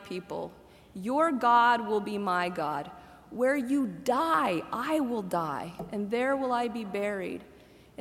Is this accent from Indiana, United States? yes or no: yes; Muncie, Indiana, United States; I grew up in Indiana, where basketball was and is revered